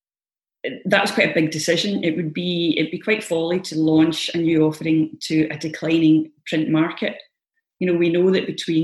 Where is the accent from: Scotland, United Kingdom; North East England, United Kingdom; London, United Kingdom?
Scotland, United Kingdom; as Scottish gardeners